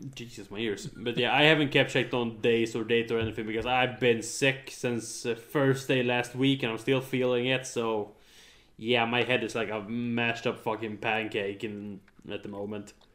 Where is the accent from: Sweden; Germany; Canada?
Sweden; I'm born and raised in Sweden